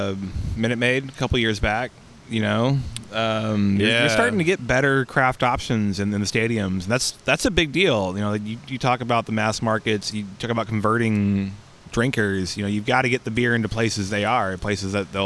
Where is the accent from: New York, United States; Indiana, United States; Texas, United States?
Texas, United States; as a Texan